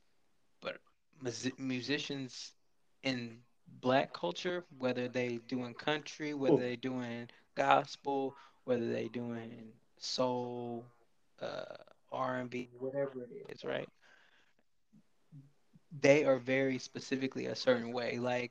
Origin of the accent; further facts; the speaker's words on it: California, United States; moved away; also born or lived in Kentucky; I can relate to growing up in California